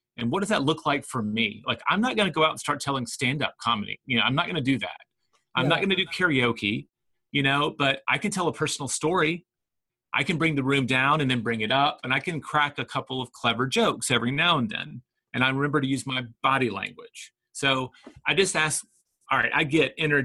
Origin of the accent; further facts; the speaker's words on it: the South, United States; now in Austin, United States; For a Southerner, right, all of my family already thought I was from the North